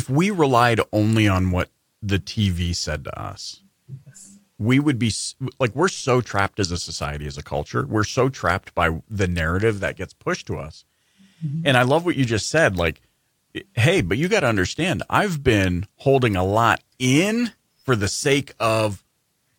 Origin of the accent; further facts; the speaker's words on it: rural British Columbia, Canada; I grew up in British Columbia, Canada, rural British Columbia, Canada, small town, 50,000 people